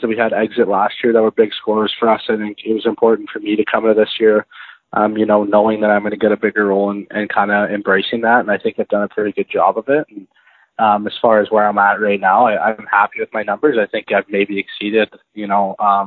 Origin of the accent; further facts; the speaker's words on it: Airdrie, Alberta, Canada; also born or lived in Kelowna, British Columbia / Calgary, Alberta; now in Edmonton, Canada; I'm from Airdrie, Alberta. I grew up there until I was about 13, summer of 13, I moved away to Kelowna, played a year of hockey in Kelowna and came back and was in South Calgary with my father